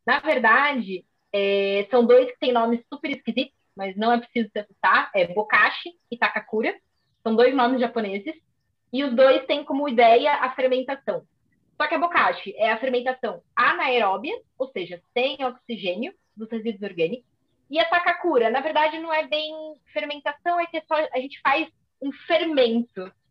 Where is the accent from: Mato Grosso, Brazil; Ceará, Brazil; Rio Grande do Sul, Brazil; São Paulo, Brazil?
São Paulo, Brazil; moved away as an adult; now in Coimbra, Portugal; eu originalmente sou de São Paulo, do, do Brasil, mas já estou cá em Coimbra há quatro anos